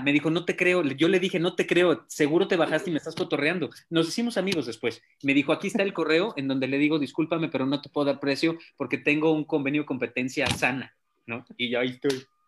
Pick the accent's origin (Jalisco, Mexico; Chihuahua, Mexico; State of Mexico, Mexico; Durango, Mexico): Jalisco, Mexico; Guadalajara; soy tapatío